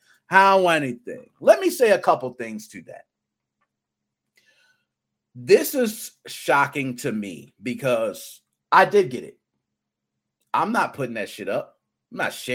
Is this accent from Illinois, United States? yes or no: yes; Chicago, Illinois, United States; I was raised in Southside Chicago